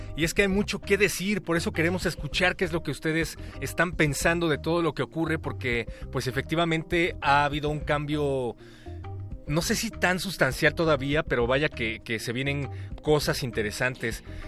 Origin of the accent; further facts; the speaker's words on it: Mexico; que tenemos como mexicanos